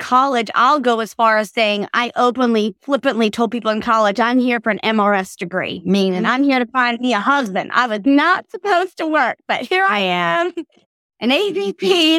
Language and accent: English; Australia; So I grew up living in Australia, and my family is originally from Mississippi.